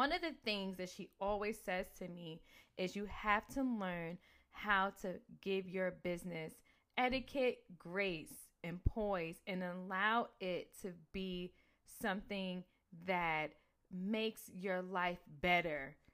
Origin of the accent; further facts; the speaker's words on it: New Jersey, United States; I'm from Jersey